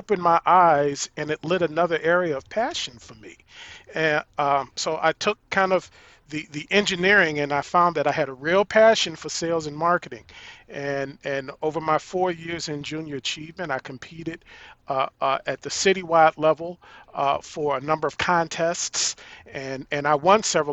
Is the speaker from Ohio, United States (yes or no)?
yes; East Cleveland, Ohio, United States; also born or lived in Virginia; now in Chicago, United States; we relocated from Virginia to Cleveland